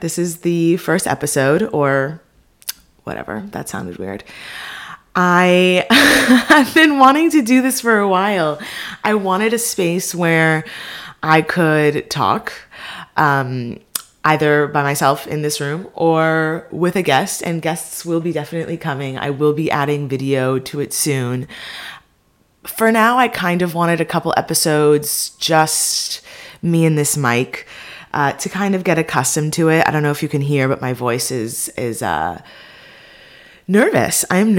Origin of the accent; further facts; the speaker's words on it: Beverly Hills, California, United States; now in Los Angeles, United States; that I'm Jewish, I'm living in LA, that I grew up in Beverly Hills, you know, that I'm just a first generation American.